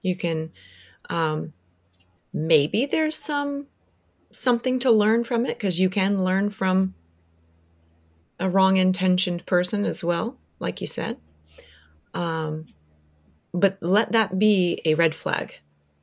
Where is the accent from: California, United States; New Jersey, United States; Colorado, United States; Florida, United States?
Florida, United States; Orlando; I grew up in Orlando